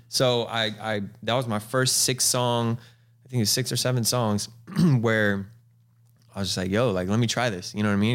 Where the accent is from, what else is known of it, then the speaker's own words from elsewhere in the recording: Galt, California, United States; also born or lived in Lodi, California / Stockton, California; being from the two oh nine, I was born in Lodi, um, uh, raised in Galt